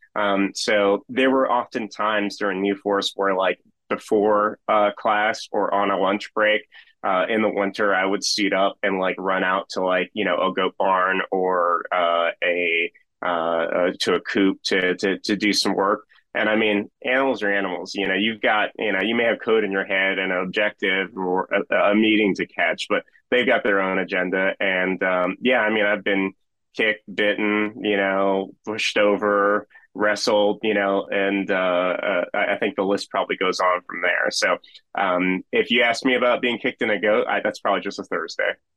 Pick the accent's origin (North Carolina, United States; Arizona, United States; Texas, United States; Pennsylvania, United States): Pennsylvania, United States; Philadelphia; moved away as an adult; now in West Virginia, United States; I grew up in Philadelphia, um, and spent the first thirty years of my life there.